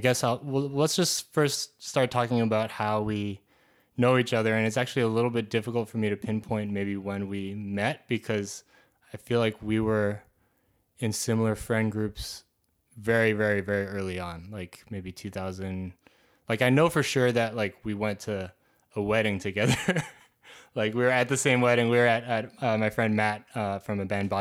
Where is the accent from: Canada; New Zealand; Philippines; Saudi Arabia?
Canada; now in United States; I'm Canadian as well